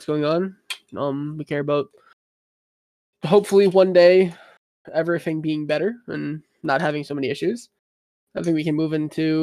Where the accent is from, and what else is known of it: United States